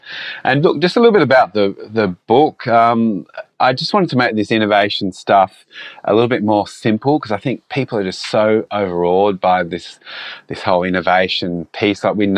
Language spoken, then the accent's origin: English; Australia; being an Australian, when we don't follow NFL that much